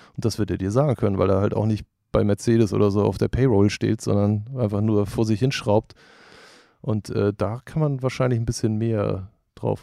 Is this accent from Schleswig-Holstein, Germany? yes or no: yes; Norderstedt, Schleswig-Holstein, Germany; moved away as an adult; now in Hamburg, Germany; Ich bin in Hamburg geboren und in, in der Vorstadt aufgewachsen, Norderstedt